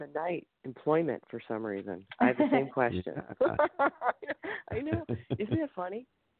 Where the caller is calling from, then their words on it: Ohio, United States; I'm calling from Ohio.